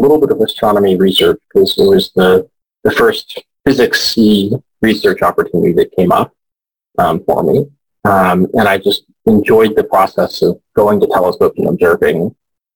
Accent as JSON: {"language": "English", "town": "Houston", "region": "Texas", "country": "United States", "tie": "born or raised there", "moved": "yes", "said": "I grew up in Houston, so I was sort of surrounded by NASA stuff"}